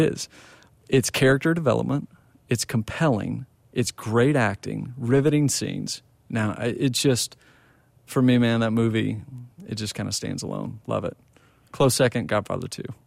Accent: Plano, Texas, United States; I grew up in Plano, Texas

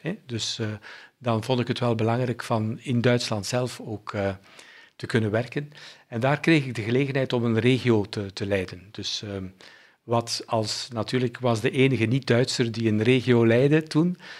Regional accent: Bruges, Flanders, Belgium; also born or lived in Germany; ik ben ehm, opgegroeid in, een, ehm, in West-Vlaanderen, in Brugge.

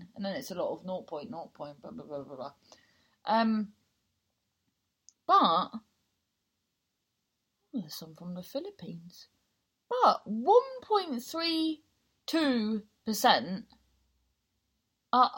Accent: Cornwall, South West England, United Kingdom; accent: Cornish; also born or lived in London; So I've lived for 20 years in Cornwall. So I sound Cornish.

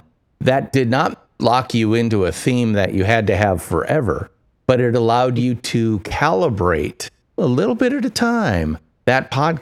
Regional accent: United States; I'm an American

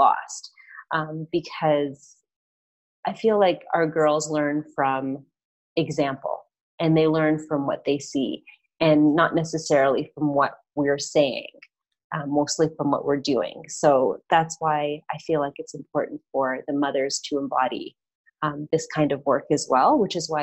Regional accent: Canada; moved away as an adult; also born or lived in Toronto, Canada; now in Medellin, Colombia; I'm Canadian.

